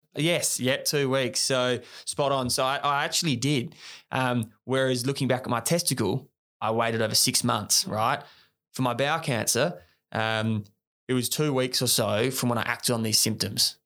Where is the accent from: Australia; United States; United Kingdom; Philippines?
Australia; as young Aussie guys